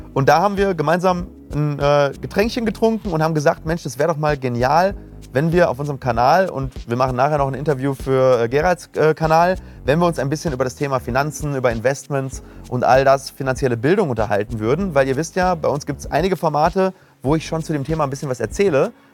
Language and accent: German; Ruhr area, North Rhine-Westphalia, Germany; Wir kommen aus dem Ruhrgebiet